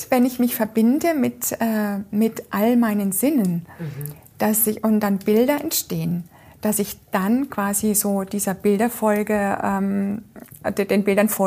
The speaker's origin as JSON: {"language": "German", "town": "Freiburg", "region": "Baden-Württemberg", "country": "Germany", "said": "Den kenne ich ja, ich komme ja aus Freiburg und ich kenne ah, ja"}